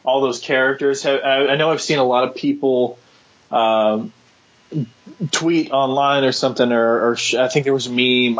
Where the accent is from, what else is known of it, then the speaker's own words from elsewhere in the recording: Austin, Texas, United States; I'm from Austin, born and raised here